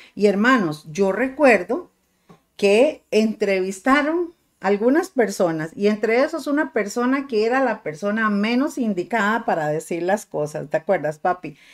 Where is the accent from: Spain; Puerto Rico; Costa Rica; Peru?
Costa Rica; me siento muy tica y no me avergüenzo de esto